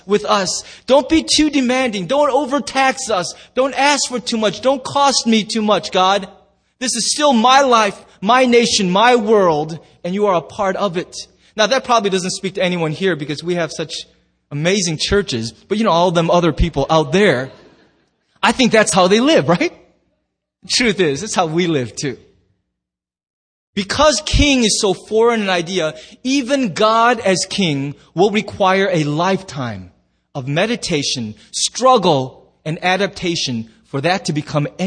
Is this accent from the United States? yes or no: yes; United States